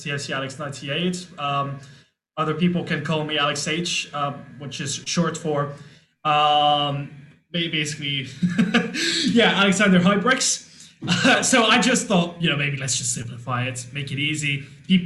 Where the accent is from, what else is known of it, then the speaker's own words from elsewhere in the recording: London, United Kingdom; I was born in London. I lived at the time probably like 10, 15 minutes from the stadium